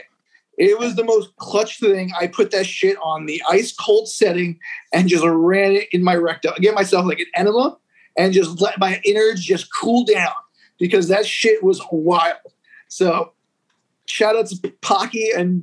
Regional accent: Hudson County, New Jersey, United States; I was born in Hudson County, New Jersey, which is like right across the river from Manhattan, which is like a lot of Dominicans, Cubans. So like my culture growing up is like Hispanic

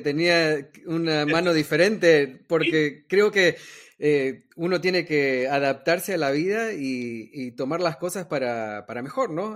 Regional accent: New York, United States; yo me crié en Nueva York

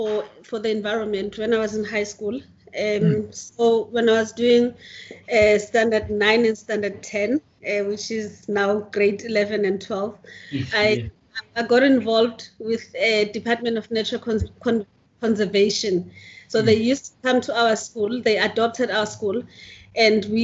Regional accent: Mtunzini, KwaZulu-Natal, South Africa; also born or lived in Durban; I was born in Mthunzini, which is a coastal town just 20 kilometers south of Richards Bay. And I basically spent all my childhood there, did primary school and high school

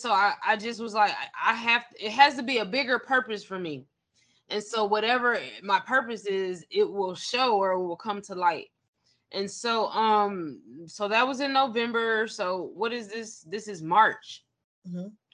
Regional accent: Avondale Estates, Georgia, United States; also born or lived in DeKalb County, Georgia; I was raised in Avondale Estates. I went to Druid Hills High School

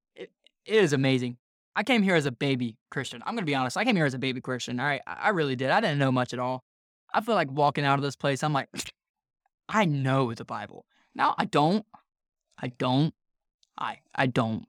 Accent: North Carolina, United States; I'm from North Carolina

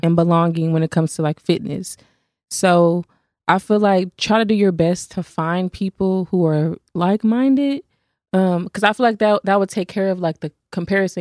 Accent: Fort Worth, Texas, United States; I'm from Fort Worth

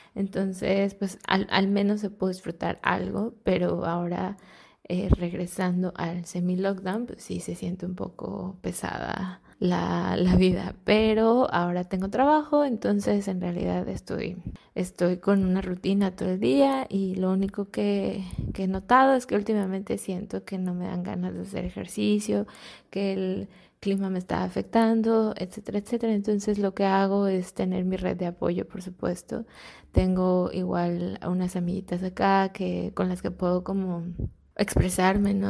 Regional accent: Mexico; moved away as an adult; now in Netherlands; soy mexicana y vivo en Países Bajos

